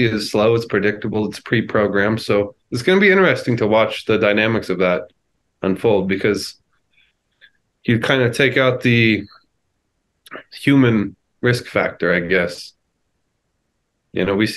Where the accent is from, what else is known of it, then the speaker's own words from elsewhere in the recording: United States; I'm an American